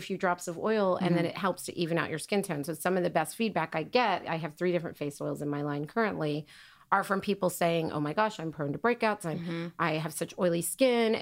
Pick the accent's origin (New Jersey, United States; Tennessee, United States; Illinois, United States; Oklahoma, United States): Oklahoma, United States; I grew up in Oklahoma